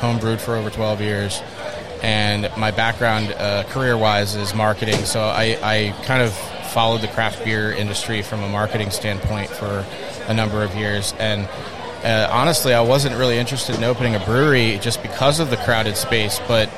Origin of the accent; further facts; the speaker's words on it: New England, United States; moved away; I'm from New England. Like I kind of grew up with some of the folks, you know, near like Treehouse